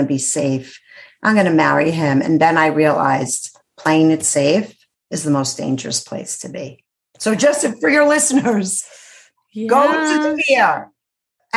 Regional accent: New York City, New York, United States; I'm from Brooklyn.

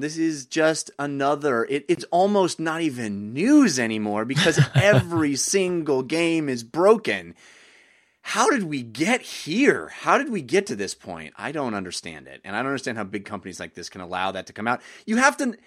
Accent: United States; As a as an American

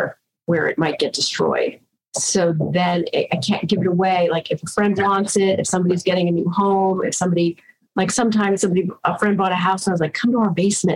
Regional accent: New York, United States; we're from New York

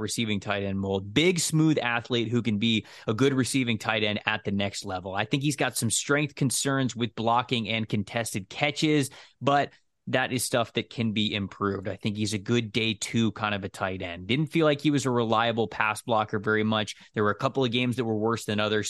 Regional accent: Florida, United States

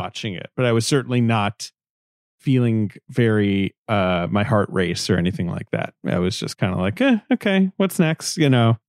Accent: United Kingdom; moved away; I grew up in Britain

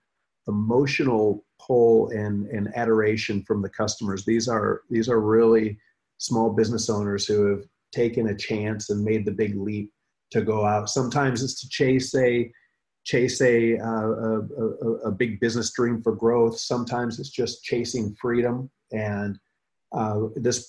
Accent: Michigan, United States; I grew up in Michigan

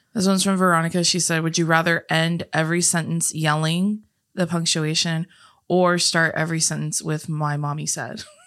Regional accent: California, United States; we were also born and raised in California

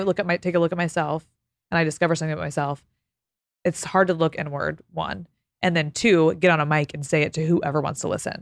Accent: Texas, United States; moved away as an adult; now in Los Angeles, United States; I'm from Texas.

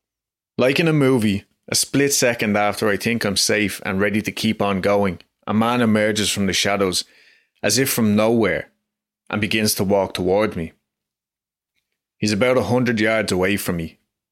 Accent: Dublin, Leinster, Ireland; I'm from Dublin, Ireland, and really you don't hear many stories like this in Ireland.

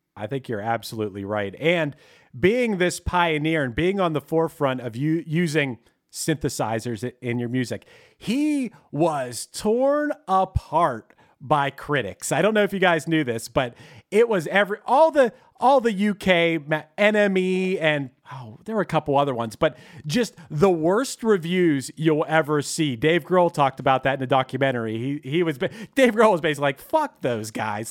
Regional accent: Pittsburgh, Pennsylvania, United States; accent: Pittsburgh; my Pittsburgh accent

